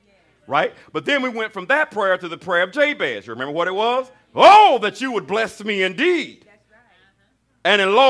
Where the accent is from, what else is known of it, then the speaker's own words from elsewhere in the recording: Alabama, United States; I was raised in Alabama.